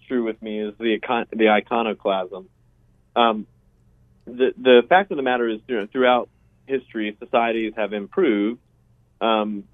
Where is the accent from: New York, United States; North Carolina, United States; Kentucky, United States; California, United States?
North Carolina, United States; moved away as an adult; also born or lived in Southeast Virginia; now in Hillsdale, Michigan, United States; I'm from North Carolina